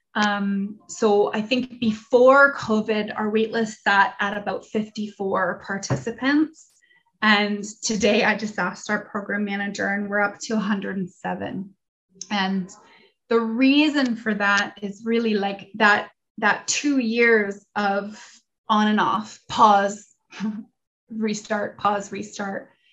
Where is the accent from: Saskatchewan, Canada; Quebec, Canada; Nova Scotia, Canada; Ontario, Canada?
Ontario, Canada; London; I was born and raised in London myself